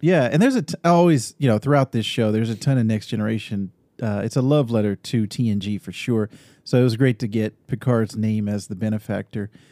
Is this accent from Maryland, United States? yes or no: no; Northern California, United States; moved away as an adult; also born or lived in Austin, Texas / Sacramento, California; now in Arizona, United States; I grew up in Northern California, lived in Sacramento for many years